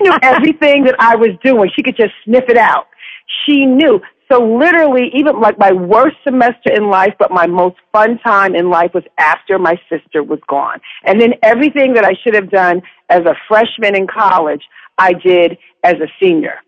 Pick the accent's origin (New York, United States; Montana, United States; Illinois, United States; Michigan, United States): New York, United States; I grew up in New York.